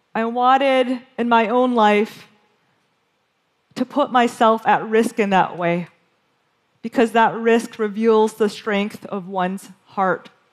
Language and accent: English; Western Michigan, United States; born or raised there